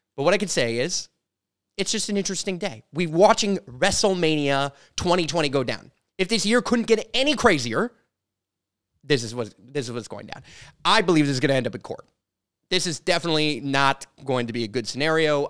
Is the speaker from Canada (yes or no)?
yes; Canada; I'm a Canadian. I'm from Canada